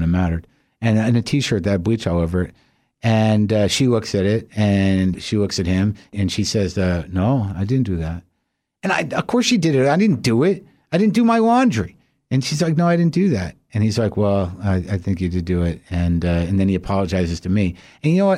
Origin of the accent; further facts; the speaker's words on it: United States; I, as an American